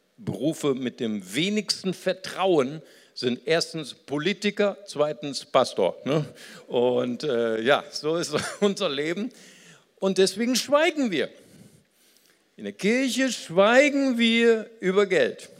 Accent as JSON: {"language": "German", "country": "Germany", "also_born_or_lived": "Recife, Brazil", "said": "ich bin ja in Brasilien geboren, als ich als kleines Kind nach Deutschland kam"}